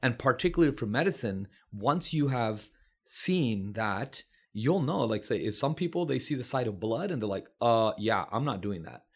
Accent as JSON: {"language": "English", "town": "San Francisco", "region": "California", "country": "United States", "tie": "born or raised there", "said": "did I get a good education growing up in San Francisco"}